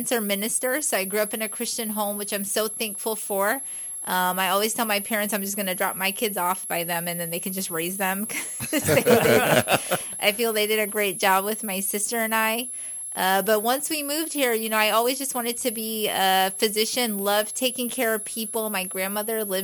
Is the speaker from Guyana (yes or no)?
yes; Guyana; first language English; now in United States; I was born in Guyana, South America